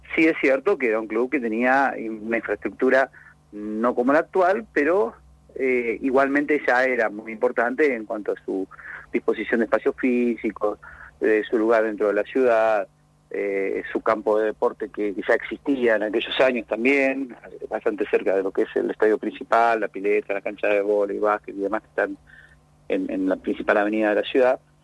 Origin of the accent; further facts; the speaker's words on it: Río Negro, Argentina; now in Bahía Blanca, Argentina; yo soy rionegrino